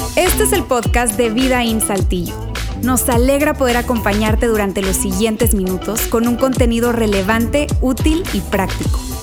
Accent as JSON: {"language": "Spanish", "country": "Venezuela", "tie": "born or raised there", "said": "yo en la iglesia que crecí de nuevo, en Venezuela"}